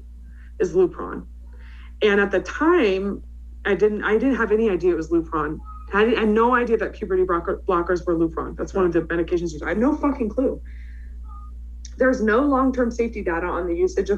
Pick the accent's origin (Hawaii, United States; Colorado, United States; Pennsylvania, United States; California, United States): California, United States; San Francisco Bay Area; I grew up in the San Francisco Bay Area.